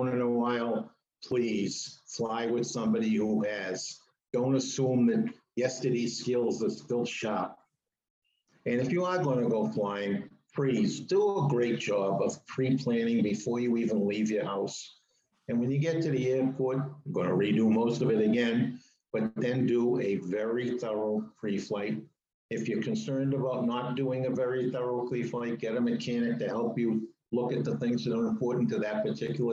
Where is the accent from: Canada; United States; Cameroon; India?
United States; Northeast; growing up in the Northeast